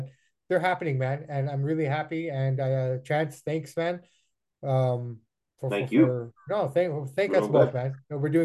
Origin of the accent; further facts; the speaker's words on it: Vancouver, British Columbia, Canada; I'm from Vancouver